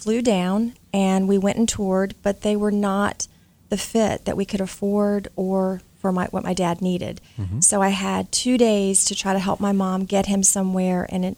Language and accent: English; Charlotte, North Carolina, United States; I'm from Charlotte, North Carolina, and through different events, made our way to Philadelphia.